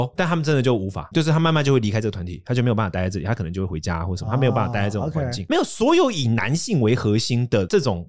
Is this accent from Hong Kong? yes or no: no; Taiwan; 我们刚刚展现出了我们台湾人的傲慢